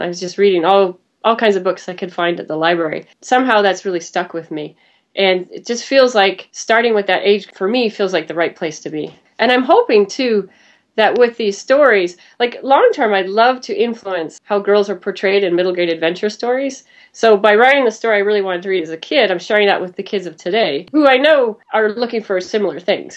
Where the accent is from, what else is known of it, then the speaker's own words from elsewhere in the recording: Vancouver, British Columbia, Canada; moved away as an adult; also born or lived in New York City; I'm from Vancouver, Canada